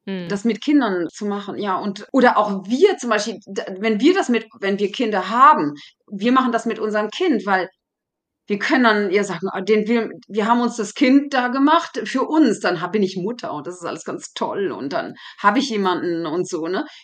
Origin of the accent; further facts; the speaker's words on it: Germany; also born or lived in Paris, France; now in France; Die Leute wissen, denken nicht unbedingt, dass ich Deutsche bin.